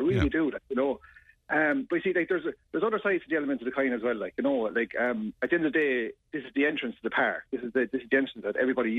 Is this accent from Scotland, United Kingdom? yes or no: no; Yorkshire and the Humber, United Kingdom; You know, like, I was brought up in Temple Moor. I was a young lad. I used to jump those walls running across the park. I know every inch of the area.